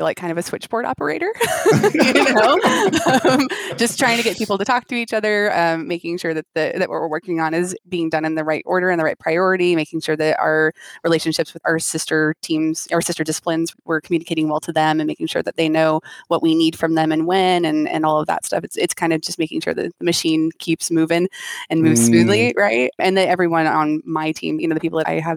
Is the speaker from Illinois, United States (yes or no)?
no; Chico, California, United States; I grew up in Chico, California, which is like in Northern California